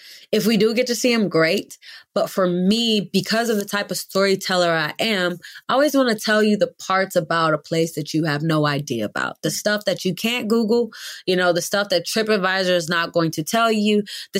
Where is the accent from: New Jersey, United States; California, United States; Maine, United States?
California, United States; Oakland; also born or lived in London; growing up in Oakland, I mean, man, Oakland is a phenomenal city, but also filled with diversity.